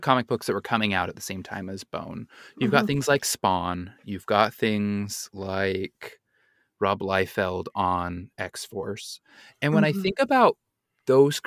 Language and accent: English; Utah, United States; growing up in Utah